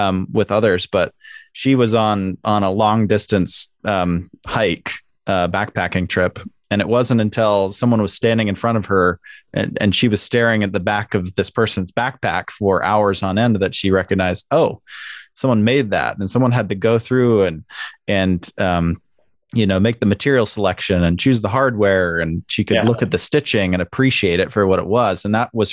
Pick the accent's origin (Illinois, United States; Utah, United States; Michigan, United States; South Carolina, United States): Utah, United States; Salt Lake City; I grew up in Salt Lake City